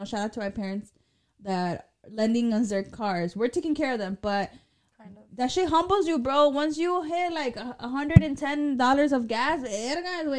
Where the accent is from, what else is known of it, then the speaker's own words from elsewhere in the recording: Chicago, Illinois, United States; I'm from Chicago.